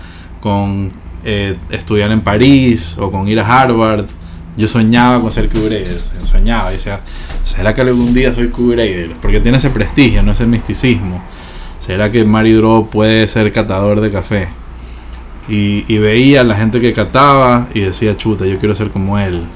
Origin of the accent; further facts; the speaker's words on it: Ecuador; soy ahorita el primer certificador ecuatoriano